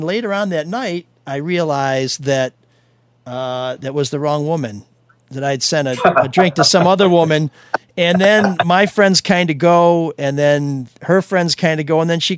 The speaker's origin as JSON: {"language": "English", "town": "Chicago", "region": "Illinois", "country": "United States", "said": "You know, I'm just in from Chicago. This is how we park there."}